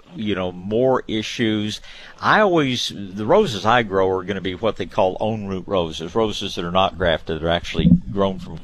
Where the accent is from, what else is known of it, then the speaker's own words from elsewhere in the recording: Tyler, Texas, United States; I was born in Tyler, and they call that the rose capital of Texas